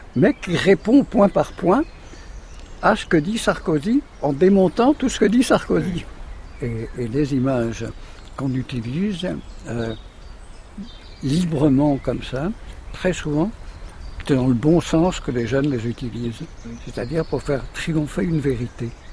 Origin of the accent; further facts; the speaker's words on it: Camaret-sur-Mer, Brittany, France; Je suis né à Camaret